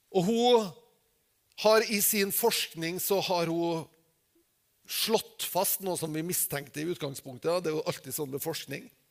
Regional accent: Norway

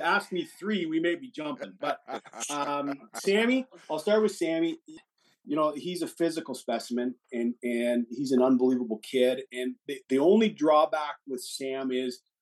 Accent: Brantford area, Ontario, Canada; I come from Wayne Gretzky's area

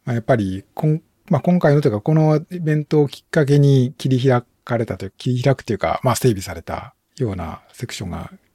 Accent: Shiga, Japan; 僕も実は滋賀県の出身

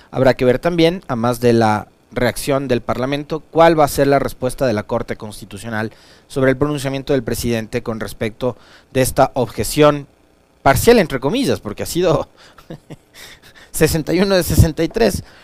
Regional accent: Quito, Pichincha, Ecuador; also born or lived in Bolívar; Sin ser quiteño, como dice mi cédula, habiendo vivido 40 de los 40 años de mi vida en esta ciudad, habiéndome criado acá, estudiado acá, vivido los 40 años de mi vida aquí, amo esta ciudad como propia. Amo Quito.

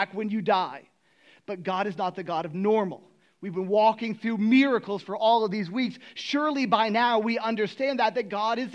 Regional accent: Miami, Florida, United States; I grew up in Miami

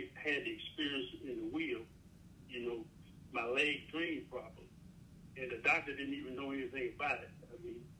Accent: Jasper County, South Carolina, United States; I grew up in Jasper County, Kilman area

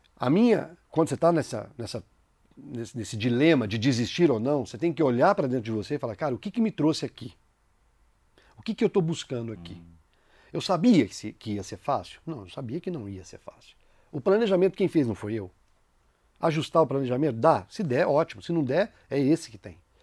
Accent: São João del Rei, Minas Gerais, Brazil; Eu sou de São João del Rei, Minas Gerais

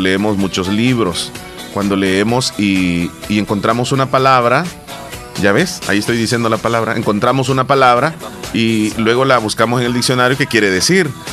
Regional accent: El Salvador; nuestro eh, digamos, lenguaje coloquial de los salvadoreños

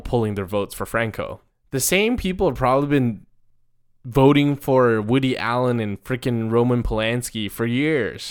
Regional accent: Taiwan; moved away; where I grew up in Taiwan

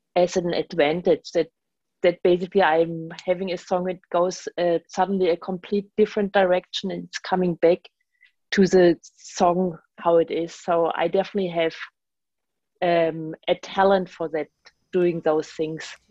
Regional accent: Germany; English is a second language; now in New York, United States; I'm from Germany and basically traveled, had the voyage from Germany to New York

